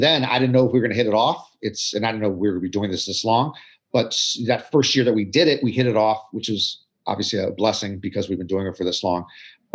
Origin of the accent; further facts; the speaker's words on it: United States; also born or lived in Maryland; I'm from Atlantic Coast Conference country in the U.S.